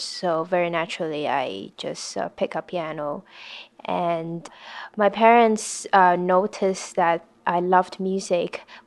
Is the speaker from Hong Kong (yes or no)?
yes; Hong Kong; also born or lived in New Haven, Connecticut; I was born and brought up in Hong Kong